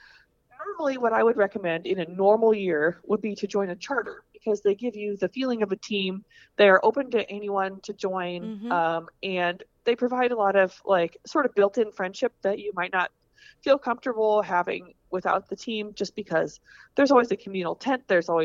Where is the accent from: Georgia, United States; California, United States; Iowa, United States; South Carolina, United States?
Iowa, United States; Des Moines; And I'm from the Des Moines area.